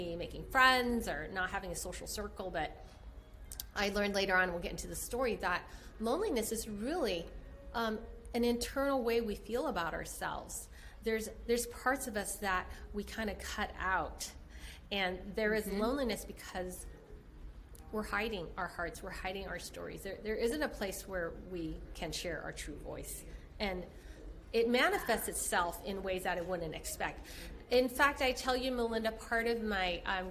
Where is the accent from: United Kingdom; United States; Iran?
United States; San Francisco, California; I was born in San Francisco, Chinatown